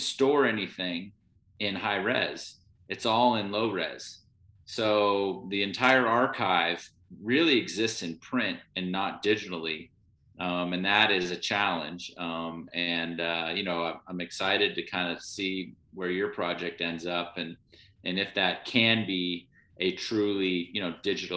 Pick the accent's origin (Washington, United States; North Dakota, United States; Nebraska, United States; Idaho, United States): Idaho, United States; Sun Valley; I grew up in Sun Valley, Idaho. We moved there when I was 7.